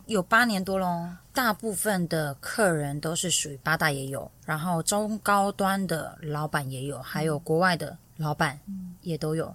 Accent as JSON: {"language": "Chinese", "town": "Tainan", "country": "Taiwan", "tie": "born or raised there", "said": "我是来自于台南，一个非常不温暖的家庭"}